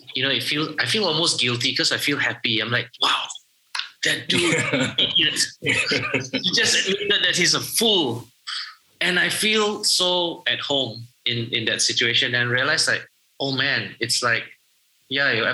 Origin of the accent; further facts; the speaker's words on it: Malaysia; I'm Malaysian